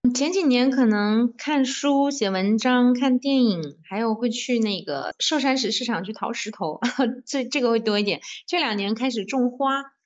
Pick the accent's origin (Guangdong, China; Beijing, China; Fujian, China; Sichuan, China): Fujian, China; Fuzhou; first language Mandarin; 我们福州人